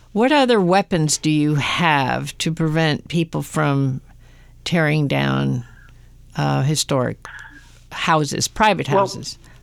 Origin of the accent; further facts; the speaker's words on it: Westchester County, New York, United States; moved away; I am from the Westchester County, New York, originally